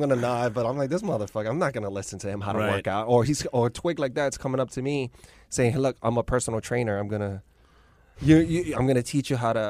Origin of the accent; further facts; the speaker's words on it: New York City, New York, United States; I grew up Lower East Side.